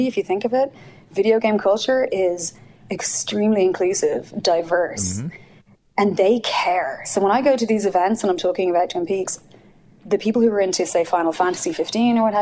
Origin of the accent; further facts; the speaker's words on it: Ireland; accent: Irish; moved away as an adult; now in United States; I'm from Ireland